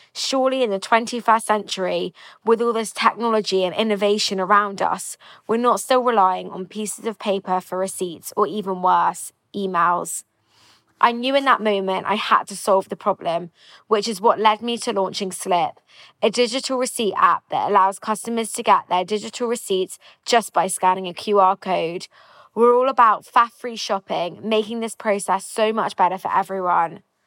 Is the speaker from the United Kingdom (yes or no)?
yes; London, United Kingdom; I'm 25 from London